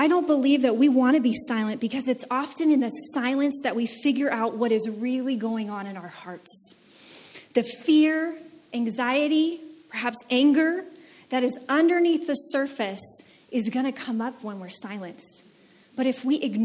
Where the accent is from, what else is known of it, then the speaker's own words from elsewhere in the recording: United States; I grew up in the United States